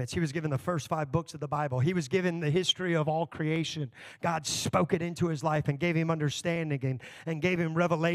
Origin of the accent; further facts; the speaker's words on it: Texas, United States; now in Elkhart, United States; I grew up in Texas